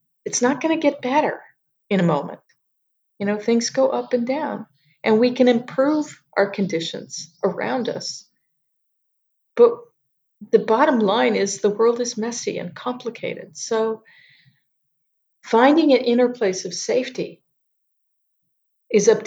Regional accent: United States; moved away as an adult; now in Yangon, Myanmar; I'm American, but I live here.

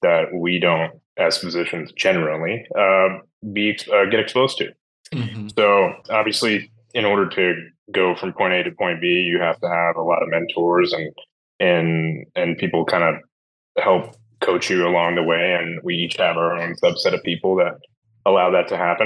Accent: Charlotte, North Carolina, United States; I started this practice in my hometown of Charlotte, North Carolina

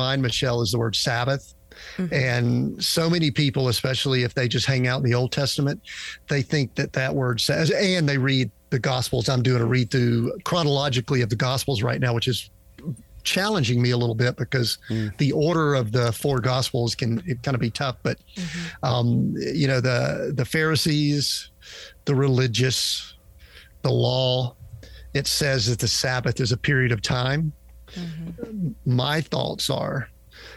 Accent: Georgia, United States; I'm from Georgia

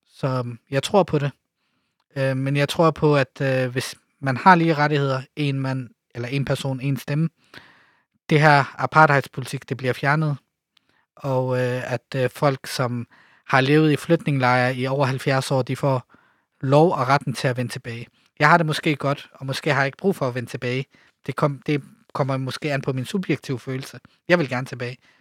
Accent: Denmark; also born or lived in Lebanon / Jerusalem / Ramallah; jeg er født i Libanon, bor i Danmark, øh, øh er vokset op i Danmark

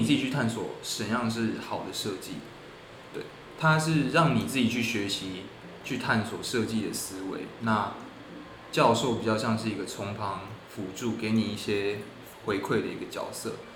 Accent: Tainan, Taiwan; moved away as an adult; now in Hong Kong; 我高中在台南念书

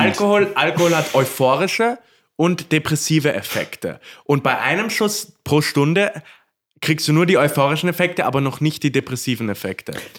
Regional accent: Korneuburg, Lower Austria, Austria; ich bin ja waschechter Korneuburger

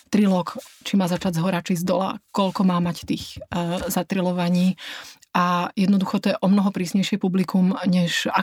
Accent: Slovakia; now in Dresden, Germany; Ja som v Drážďanoch bola od roku 2000 a ja som tam šťastná. Ja um, uh, som Slovenka telom aj dušou.

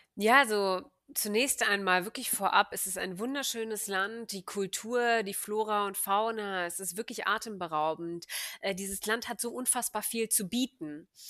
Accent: Hanover, Lower Saxony, Germany; moved away as an adult; ich bin Hannoveranerin, gebürtig und habe äh, ja, bin dann zum Studieren eine Zeit lang weggezogen und bin jetzt wieder in Hannover

